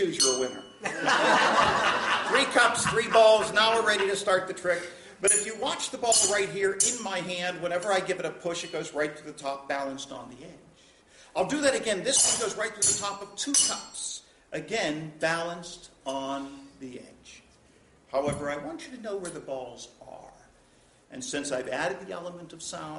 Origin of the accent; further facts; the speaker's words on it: Pittsburgh, Pennsylvania, United States; I am from Pittsburgh. And in Pittsburgh, of course, when I was a kid, I learned how to do this trick